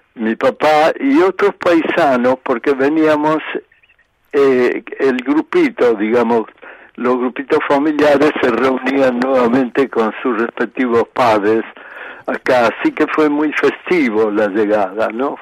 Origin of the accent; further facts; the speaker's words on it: Buenos Aires, Argentina; also born or lived in Polia, Calabria, Italy; nosotros somos oriundos de Calabria, la parte, digamos, central de Calabria, en un pueblito muy pequeño, tendiendo a desaparecer hoy, ¿eh? llamado Polía